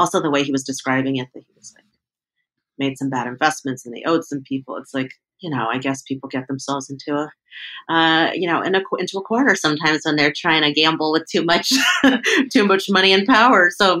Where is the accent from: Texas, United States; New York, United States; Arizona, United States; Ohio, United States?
New York, United States; Because I've been there, you know, several times as a New Yorker, and I was like, I think that's it.